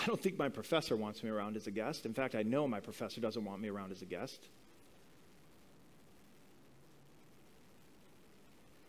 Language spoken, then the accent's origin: English; Midwest, United States; growing up in the Midwest of this country in the 80s